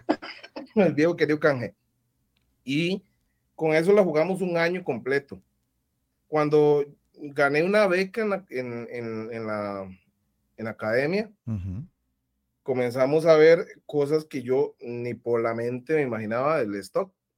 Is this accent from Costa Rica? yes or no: yes; Costa Rica; mi país, a Costa, Rica